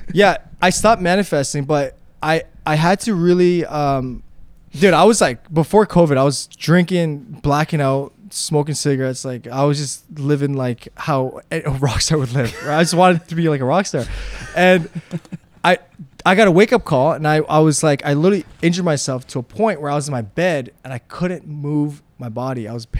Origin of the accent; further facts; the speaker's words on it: Slovakia; English is a second language; now in Toronto, Canada; when I came from Slovakia to Toronto, I was very poor, like I said.